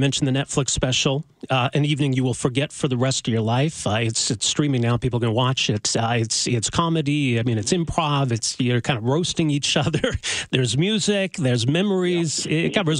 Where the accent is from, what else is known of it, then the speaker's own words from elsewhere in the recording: Edmonton, Alberta, Canada; moved away; I'm originally from Edmonton